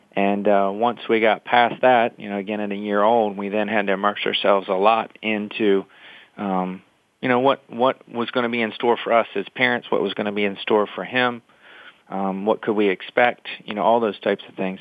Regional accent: Salisbury, Maryland, United States; moved away as an adult; now in Delaware, United States; I grew up in in the Salisbury, Maryland area

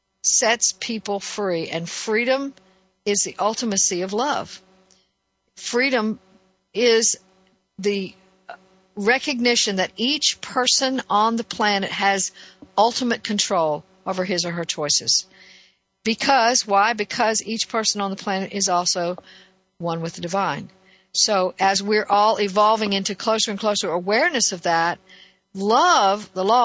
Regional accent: Northeast, United States; And so being only partially raised in that culture, I could see the difference. I came here from the Northeast, and in the South, it was very, very different.

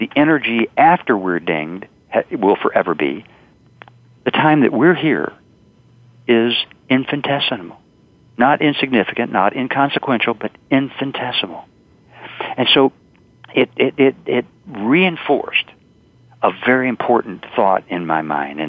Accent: the South, United States; I'm from the South

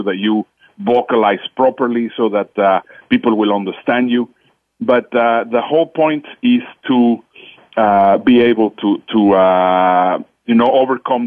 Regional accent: Mexico; English is a second language; moved away; also born or lived in Netherlands; you will hear in my accent, English is not my first language. I was born in Mexico. I am a Dutch citizen

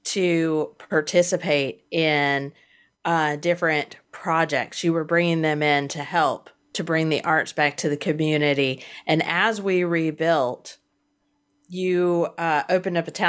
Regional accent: Hampton Roads, Virginia, United States; also born or lived in Washington, D.C.; now in Panama City, United States; I grew up in Hampton Roads

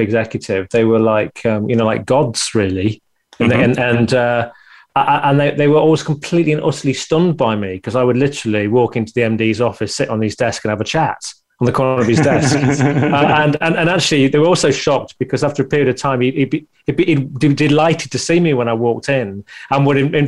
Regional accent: United Kingdom; being a Brit

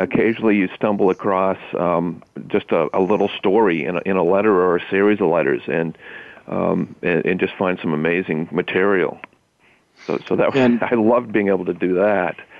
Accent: Maine, United States; born or raised there

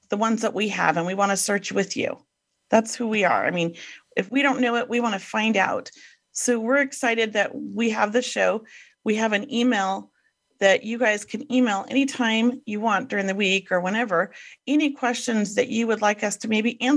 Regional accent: Los Angeles, California, United States; grew up in Venice Beach in the 70s.

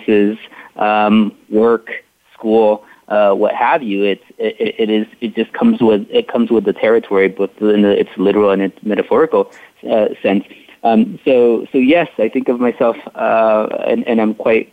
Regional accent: McAllen, Texas, United States; I was born and raised in McAllen, Texas, which is a city about 7 miles north of the Rio Grande River.

